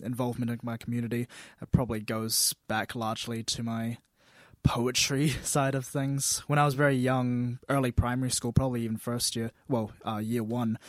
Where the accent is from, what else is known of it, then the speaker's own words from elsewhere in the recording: Dunedin, Otago, New Zealand; raised right here in Dunedin all the way through primary school to high school, now university